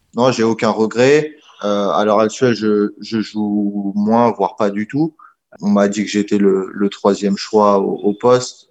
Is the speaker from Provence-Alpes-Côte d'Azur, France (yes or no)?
no; Normandy, France; moved away as an adult; je viens de France, je dis euh, ouais, j'habite près de Paris.